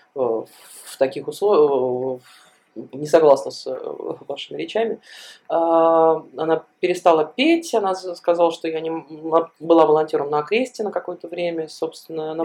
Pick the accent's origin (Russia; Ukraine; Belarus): Belarus; moved away; мы, белорусы, живущие за рубежом